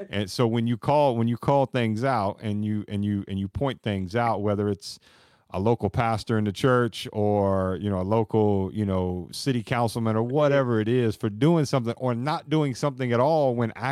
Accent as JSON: {"language": "English", "region": "the South", "country": "United States", "said": "And that's when I'm from the South."}